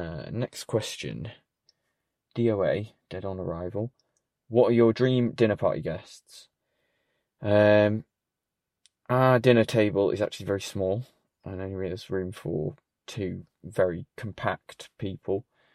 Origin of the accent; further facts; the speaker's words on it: Sheffield, Yorkshire and the Humber, United Kingdom; I'm from Sheffield. Hello, Sheffield. Good to know you're listening, finally. After 33 years.